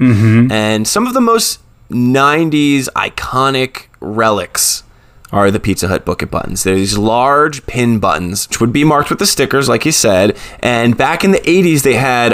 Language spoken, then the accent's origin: English; New Jersey, United States; I'm from New Jersey